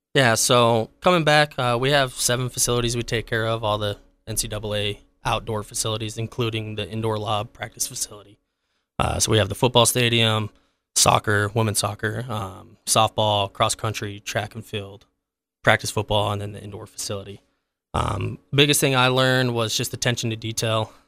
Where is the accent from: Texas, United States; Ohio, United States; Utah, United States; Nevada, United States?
Utah, United States; Providence; also born or lived in Boston, Massachusetts; I grew up in the valley. I'm from Providence. Uh, grew up a huge Aggie fan.